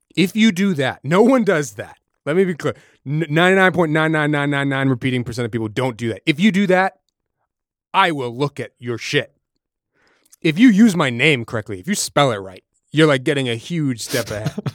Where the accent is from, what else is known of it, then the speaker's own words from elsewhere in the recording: Massachusetts, United States; I'm from New England, from from Massachusetts